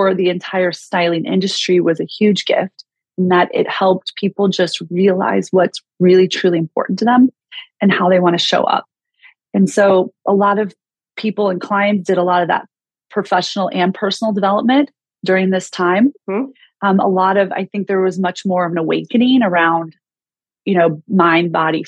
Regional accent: Kansas City, United States; also born or lived in Chicago; now in Los Angeles, United States; I grew up in Kansas City, spent 22 years in Chicago, and now I just moved to Los Angeles January 1st

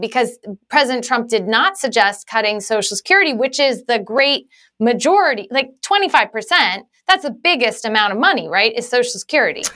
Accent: Galesburg, Illinois, United States; I grew up in Galesburg, Illinois.

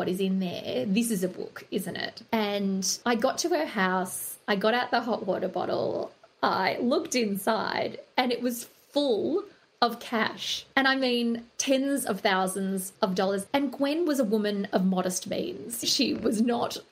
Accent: Australia

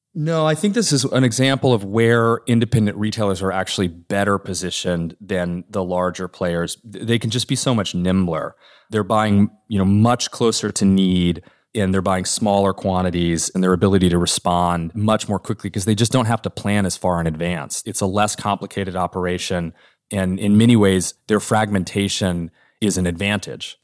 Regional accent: Norman, Oklahoma, United States; moved away; my hometown of Norman, Oklahoma, that when I was growing up

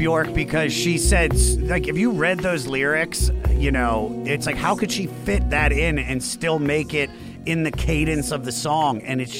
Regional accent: Washington, D.C. area, United States; I grew up in the Washington, D.C. area.

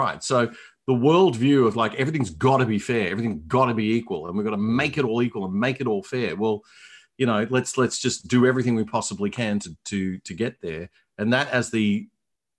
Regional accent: Brisbane, Queensland, Australia; moved away as an adult; also born or lived in Hong Kong / Melbourne; I'm from Brisbane. I grew up here

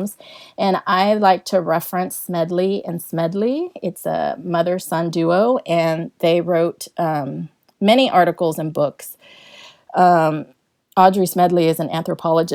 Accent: San Diego, California, United States; moved away as an adult; now in Texas, United States; I was born and raised in San Diego, California, but I've been living here in Texas since, I've been living here in Texas for 20 years now

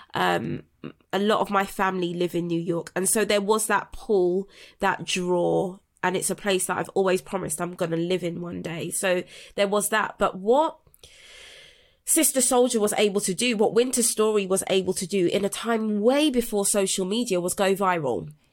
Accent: London, United Kingdom; I was raised in South London in Brixton

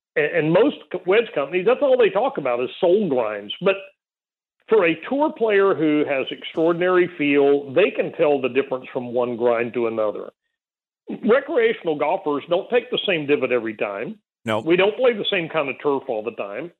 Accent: South Texas, United States; grow up in a on a little nine hole golf course in South Texas

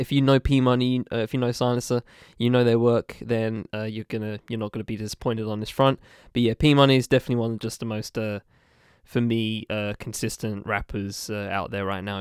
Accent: United Kingdom; a British person who is of a mixed race

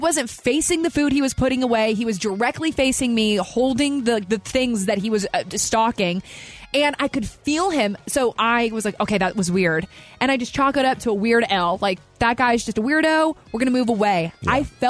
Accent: the South, United States; I love small talk. I'm from the South again. Like, I just have small talk is just a thing that I do.

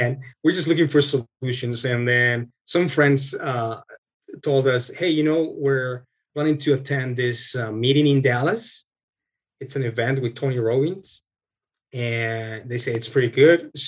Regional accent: Colombia; moved away as an adult; also born or lived in Texas, United States; now in Canada; we're originally from Colombia, my wife and I. And when we got married, we moved to the States

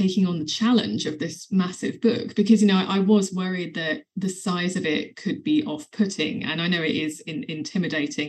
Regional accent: England, United Kingdom; St. George was quite a big part of my childhood because he's a patron saint of England

